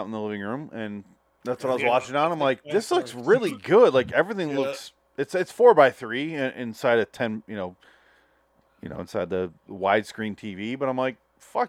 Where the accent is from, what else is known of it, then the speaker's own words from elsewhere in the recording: Midwest, United States; I'm from the Midwest